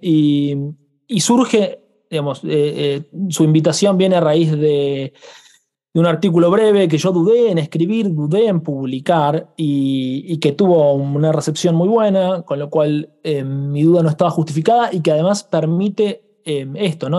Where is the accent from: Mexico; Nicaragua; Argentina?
Argentina; yo vengo de Argentina